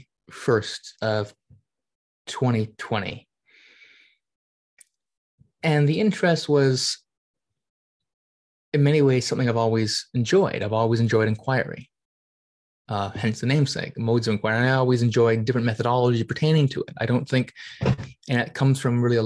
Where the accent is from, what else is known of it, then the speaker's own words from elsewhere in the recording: Canada; being Canadian